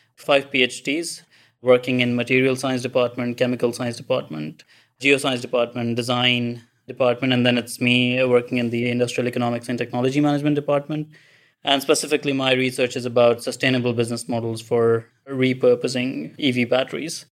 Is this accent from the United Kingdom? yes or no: no; Pakistan; moved away as an adult; also born or lived in Kongsberg, Norway; now in Trondheim, Norway; I'm basically from Pakistan. So I moved here for my master's in Norway